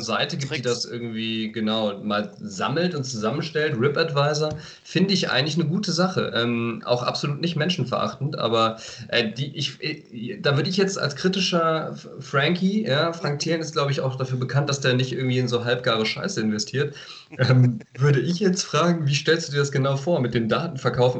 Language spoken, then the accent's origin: German; Aachen, North Rhine-Westphalia, Germany; als Aachener